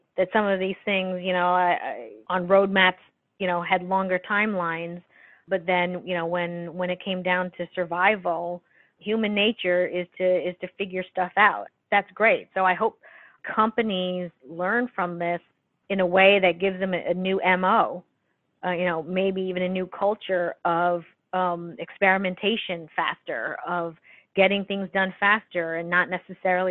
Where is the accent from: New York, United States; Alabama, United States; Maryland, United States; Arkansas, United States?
New York, United States; New York City; being a New Yorker, I think, you know, we grew up with some hard conditions